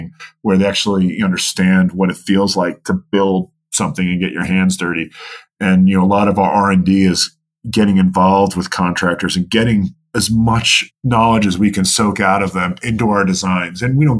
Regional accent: New York, United States; He might punch you, because I was growing up in New York.

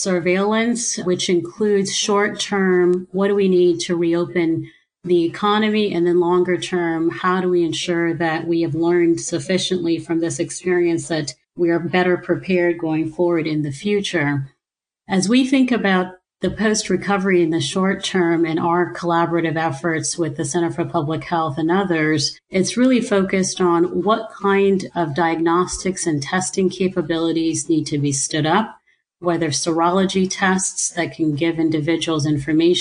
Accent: Ohio, United States; born or raised there; also born or lived in Nigeria

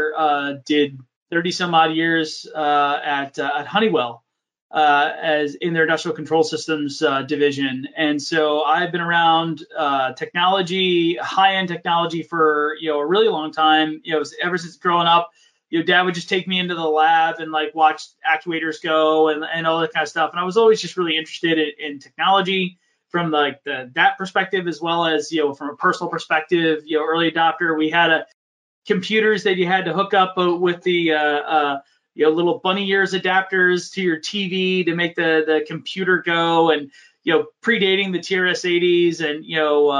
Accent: Horsham, Pennsylvania, United States; I grew up just in the burbs of Philadelphia, just north of the city, in a place called Montgomery County. Horsham

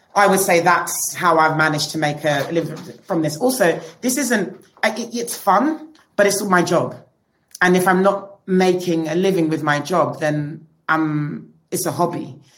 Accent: London, United Kingdom; We're British, we're like born in London, but we are, we aren't from London, you know, we're, we're British Nigerian

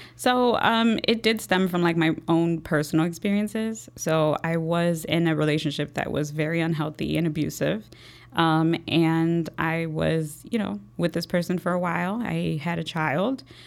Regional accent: Chicago, Illinois, United States; I was born and raised here in Chicago, um, Logan Square, Humble Park, um, that's where I was raised

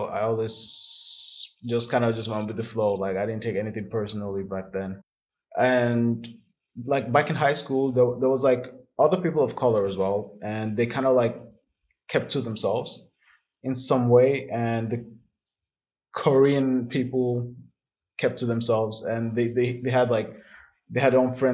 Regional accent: southern Nigeria, Nigeria; moved away as an adult; now in Berlin, Germany; I'm from the South. So a lot of the Southern people in Nigeria do go to school

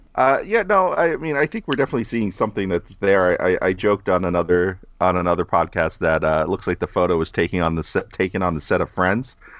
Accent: New York, United States; I'm always in New York 'cause I'm from New York

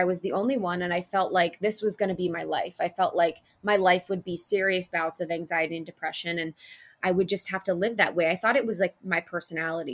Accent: Ohio, United States; now in Los Angeles, United States; I grew up in Ohio in a small town.

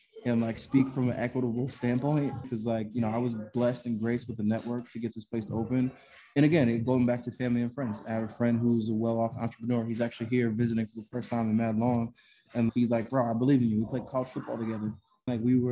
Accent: Connecticut, United States; Connecticut's my home state

